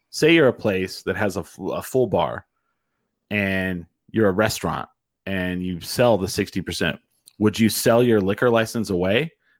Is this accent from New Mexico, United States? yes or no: yes; Curry County, New Mexico, United States; also born or lived in Roosevelt County, New Mexico; I grew up in Curry County, and then I went to college in Roosevelt County.